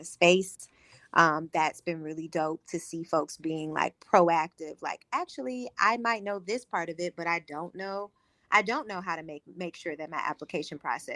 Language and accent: English; St. Louis, Missouri, United States; moved away as an adult; also born or lived in Los Angeles, United States; now in New Orleans, United States; I'm born and raised in St. Louis, right up the river.